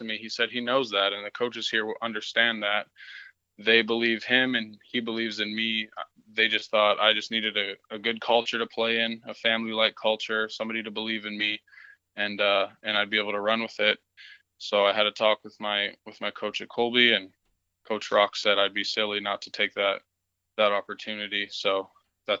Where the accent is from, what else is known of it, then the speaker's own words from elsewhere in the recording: Beaumont, Alberta, Canada; I grew up playing in Beaumont.